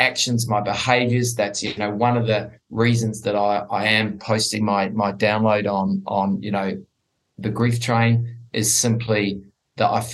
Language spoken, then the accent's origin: English; New Zealand; now in Sydney, Australia; I am originally from New Zealand